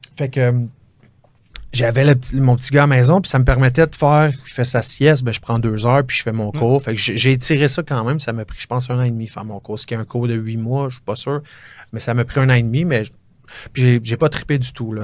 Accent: Chambly, Quebec, Canada; je viens de Chambly, puis euh, c'est mon secteur, Rive-Sud

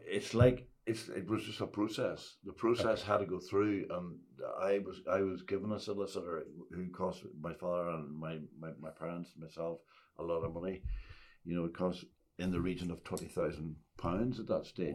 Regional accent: Ulster, Northern Ireland, United Kingdom; I came from Ulster

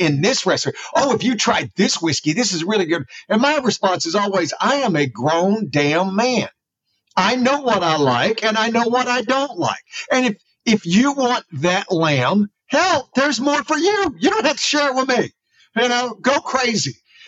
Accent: South Alabama, United States; I grew up in the Gulf Coast

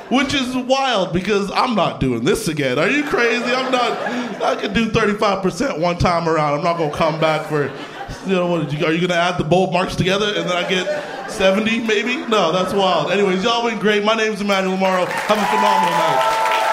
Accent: Canada; I grew up in Canada.

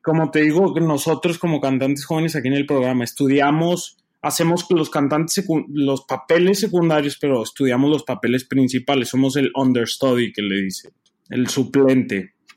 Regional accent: Torreón, Coahuila, Mexico; moved away as an adult; also born or lived in Mexico City; now in Chicago, United States; soy de Torreón, este, nací en el DF, pero ahorita trabajo en la Ópera de Chicago

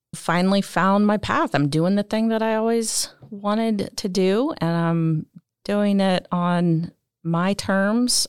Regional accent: Illinois, United States; I grew up in Illinois, literally in the town that is half Cub fans, half

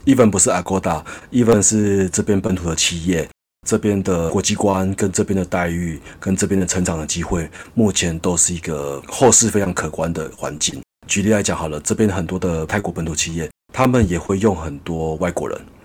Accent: Taiwan; moved away as an adult; now in Bangkok, Thailand; 我在台湾长大，我没有留学

